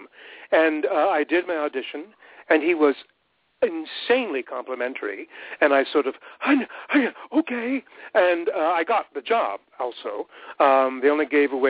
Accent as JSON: {"language": "English", "town": "Montreal", "region": "Quebec", "country": "Canada", "tie": "born or raised there", "also_born_or_lived": "Ottawa, Ontario", "moved": "as an adult", "said": "I was born in Ottawa. And we very quickly moved to Montreal, and that's where I grew up."}